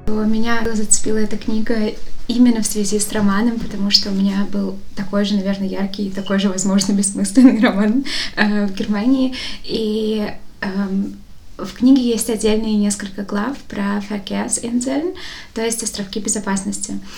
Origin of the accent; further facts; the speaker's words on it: Bashkortostan, Russia; now in Moscow, Russia; Я всегда говорила из Башкортостана, потому что мне казалось странным сказать из Москвы, потому что я не из Москвы внутренне